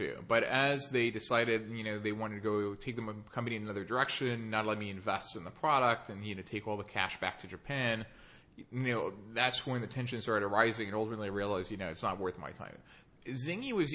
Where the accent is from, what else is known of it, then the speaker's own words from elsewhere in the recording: Nice, Provence-Alpes-Côte d'Azur, France; moved away as an adult; also born or lived in Paris / New York; I was born in Paris. I grew up in Nice in the southern part of France and came to the U.S. for college.